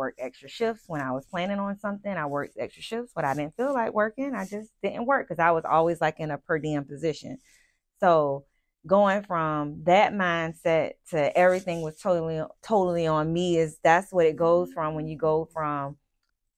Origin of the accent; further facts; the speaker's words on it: Savannah, Georgia, United States; I'm born and raised in Savannah, Georgia